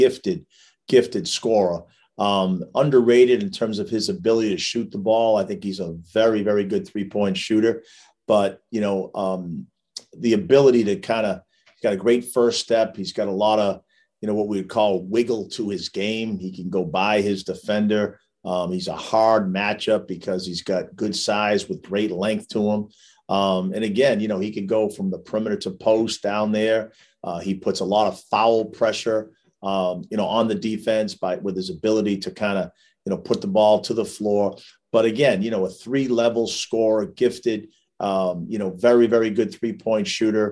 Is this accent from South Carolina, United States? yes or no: no; Massachusetts, United States; accent: strong East Coast Massachusetts accent; with my accent, you probably could tell I'm from Massachusetts. I got that strong East Coast Massachusetts accent.